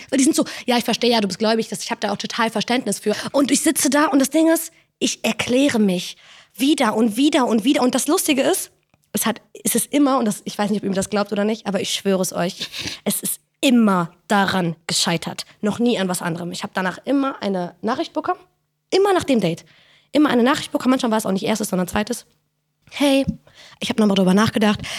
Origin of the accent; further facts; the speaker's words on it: Morocco; bin Marokkanerin, hab ich doch erzählt, oder?